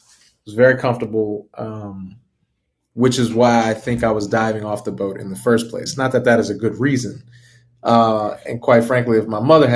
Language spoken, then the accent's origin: English; New Orleans, Louisiana, United States; growing up in New Orleans